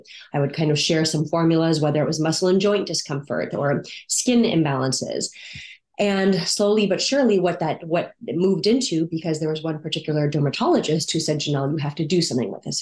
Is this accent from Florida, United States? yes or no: no; San Diego, California, United States; I grew up here in San Diego, California